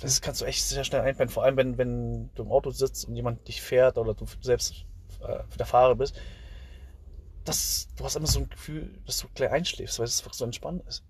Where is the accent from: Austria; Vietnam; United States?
Vietnam; Southern Vietnam; now in Germany; Ich komme ja aus dem Süden